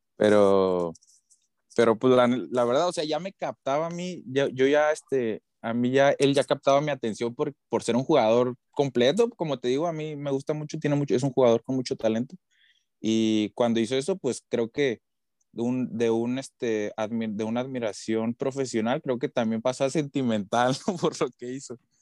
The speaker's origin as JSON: {"language": "Spanish", "town": "Tijuana", "region": "Baja California", "country": "Mexico", "said": "soy de aquí, yo vivo aquí en Tijuana"}